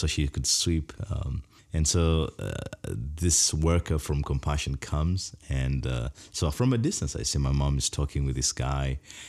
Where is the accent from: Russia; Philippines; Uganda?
Uganda; I come from the Bagisa tribe, and across Uganda, we are known for shoulder dancing.